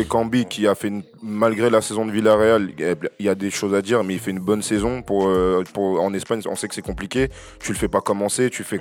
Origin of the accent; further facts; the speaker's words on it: Cameroon; je suis camerounais